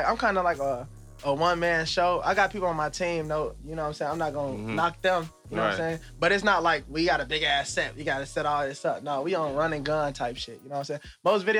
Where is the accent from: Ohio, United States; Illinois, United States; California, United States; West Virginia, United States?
Illinois, United States; Chicago; Born and raised Southside Chicago, 47th Street.